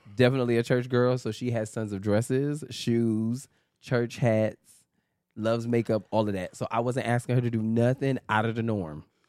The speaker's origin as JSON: {"language": "English", "town": "New York City", "region": "New York", "country": "United States", "tie": "born or raised there", "said": "a Harlem, New York native. Uh, yeah, born and raised in New York"}